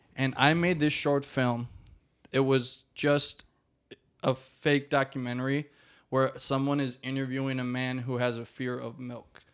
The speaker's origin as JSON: {"language": "English", "town": "Maple Grove", "region": "Minnesota", "country": "United States", "tie": "born or raised there", "also_born_or_lived": "Rogers, Minnesota", "said": "I was raised in Maple Grove, and then we moved to Rogers when I was, like, twelve, and I've lived there since"}